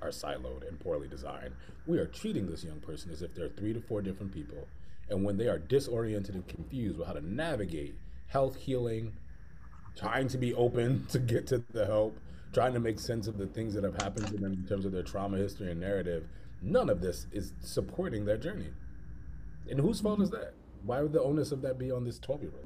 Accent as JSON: {"language": "English", "town": "Hartford", "region": "Connecticut", "country": "United States", "tie": "born or raised there", "moved": "as an adult", "lives_now": "Philadelphia, United States", "said": "I'm born and raised in Hartford, Connecticut, and came to Philadelphia to go to school"}